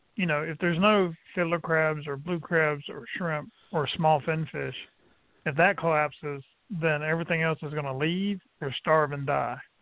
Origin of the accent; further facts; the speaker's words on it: Brunswick, Georgia, United States; I grew up in St. Thomas Island, Brunswick, Georgia